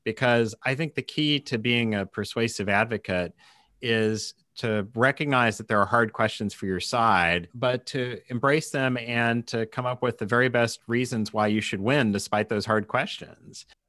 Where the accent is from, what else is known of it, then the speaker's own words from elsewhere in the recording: Kansas City, United States; I worked for the Kansas City Star, basically my hometown newspaper